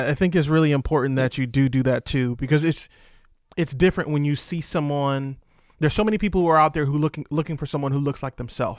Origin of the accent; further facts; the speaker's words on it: Virginia, United States; First of all, I'm from Seven City. So shout out to Virginia.